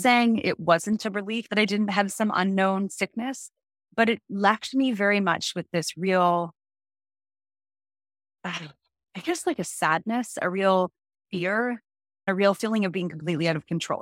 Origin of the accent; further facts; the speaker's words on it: Canada; now in United States; I am a Canadian living in America.